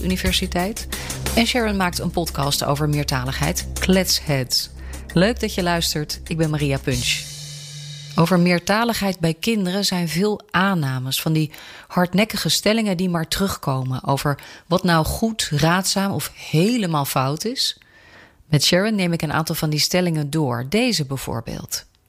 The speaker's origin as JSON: {"language": "Dutch", "country": "Netherlands", "tie": "born or raised there", "also_born_or_lived": "England", "said": "Ik ben Brits-Nederlands, kind van een Britse vader en een Nederlandse moeder. Geboren in Engeland, maar grotendeels opgegroeid hier in Nederland."}